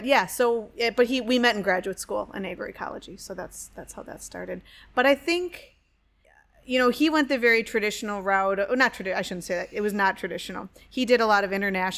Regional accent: Wauwatosa, Wisconsin, United States; also born or lived in Cable, Wisconsin; I was originally from Cable, Wisconsin, which is way up north, but really I grew up in Wauwatosa, which is just outside Milwaukee

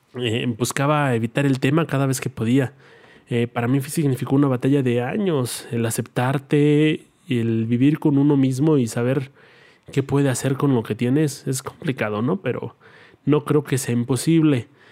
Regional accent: Mexico; la clave de mi país es más 52

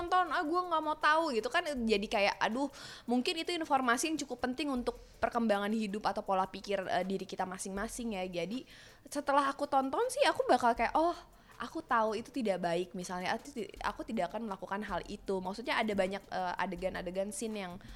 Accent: Sunda, Indonesia; saya orang Sunda

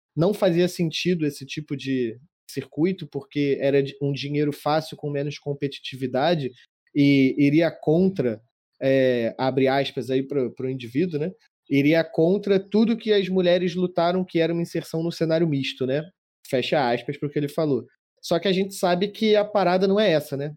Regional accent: Brazil; eu sou, sou brasileiro

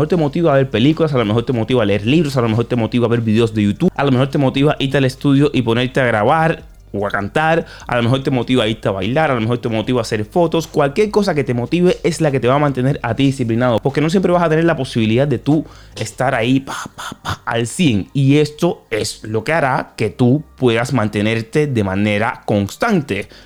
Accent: Dominican Republic; Porque yo soy cantante y a veces dudo mucho porque soy dominicano y aquí lo que más se consume es el dembow.

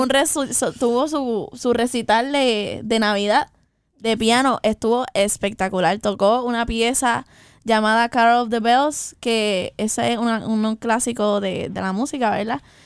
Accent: Puerto Rico; Y somos, ambas somos puertorriqueñas, de pura cepa

